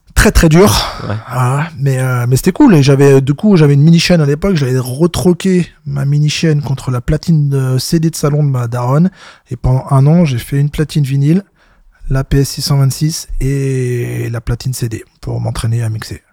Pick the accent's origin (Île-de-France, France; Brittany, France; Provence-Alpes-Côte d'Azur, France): Brittany, France; Rennes; also born or lived in Noyal-sur-Vilaine; j'ai né, j'ai grandi à Rennes, donc en Zub Sud